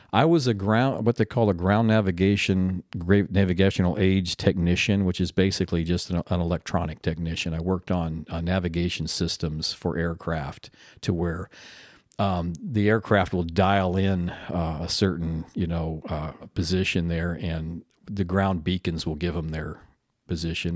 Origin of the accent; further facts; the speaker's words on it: Tempe, Arizona, United States; moved away as an adult; also born or lived in Canton, Ohio / Grand Forks, North Dakota / Lubbock, Texas; we actually moved to Tempe, Arizona when I was six years old, and, and that's where I grew up